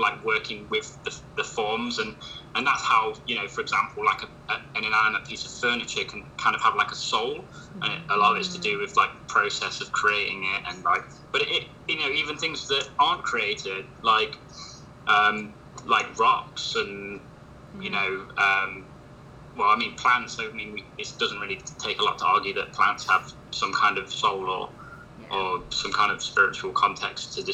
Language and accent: English; Midlands, England, United Kingdom; I'm an artist from Midlands, UK